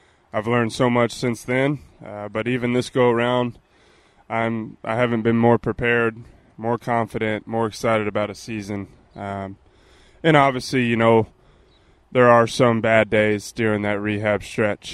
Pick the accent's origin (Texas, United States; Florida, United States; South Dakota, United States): Texas, United States; I'm also from Texas